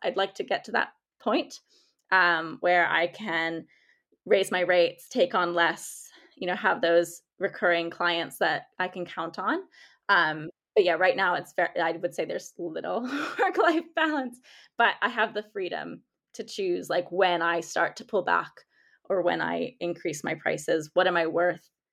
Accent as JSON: {"language": "English", "country": "United States", "accent": "American", "said": "I'm American by, if you can tell by my accent"}